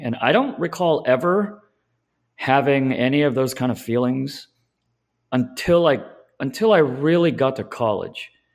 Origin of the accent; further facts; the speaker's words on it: Southern California, United States; I'm from SoCal